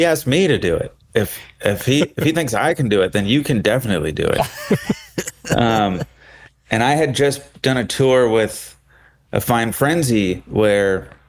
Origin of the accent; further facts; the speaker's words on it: Marin County, California, United States; moved away as an adult; now in Los Angeles, United States; I'm from LA. I was born here. And when I was 8 or so, my family moved up to the Bay Area, to Marin County. And that's where I went to high school.